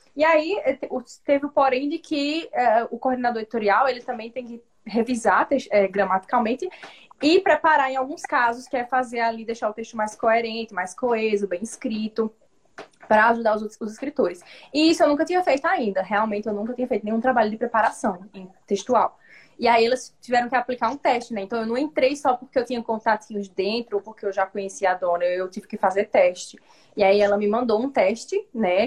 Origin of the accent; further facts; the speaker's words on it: Northeast Region, Brazil; eu sou nordestina